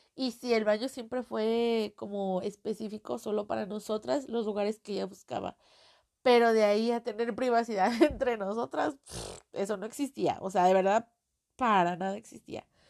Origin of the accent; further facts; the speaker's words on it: Mexico; accent: Mexican; Yo soy mexicana, creo que ya lo notaron en el acento